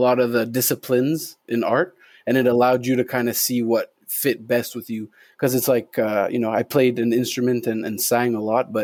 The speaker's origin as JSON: {"language": "English", "town": "Montreal", "region": "Quebec", "country": "Canada", "tie": "born or raised there", "said": "I'm from Montreal, born and raised in LaSalle"}